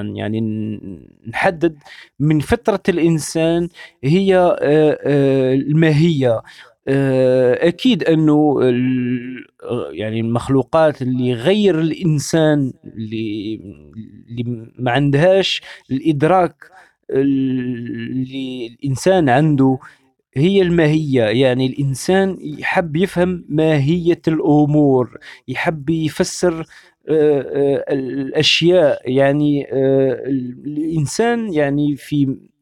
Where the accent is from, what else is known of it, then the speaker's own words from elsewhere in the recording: Algeria; moved away as an adult; now in France; انا عشت في الجزائر 30 سنه يعني ولدت في الجزائر كبرت في الجزائر